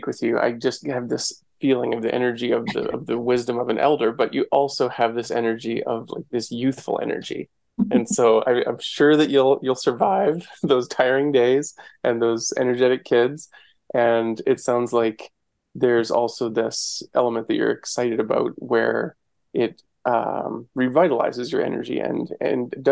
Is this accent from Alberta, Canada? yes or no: yes; Ponoka, Alberta, Canada; in my community growing up in Pinoca, which we're just south of Maskwacis